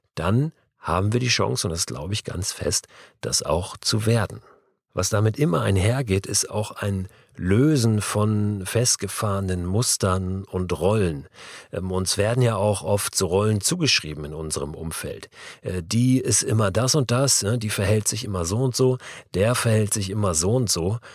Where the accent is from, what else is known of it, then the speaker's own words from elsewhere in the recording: Germany; als Deutsche aus einer Generation